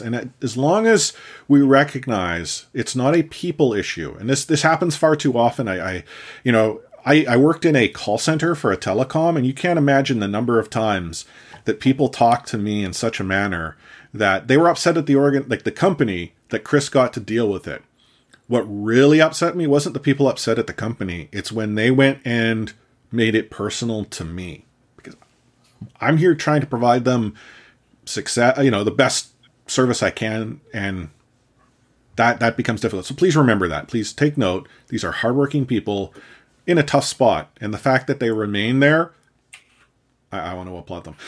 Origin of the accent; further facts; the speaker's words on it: Canada; me as a Canadian citizen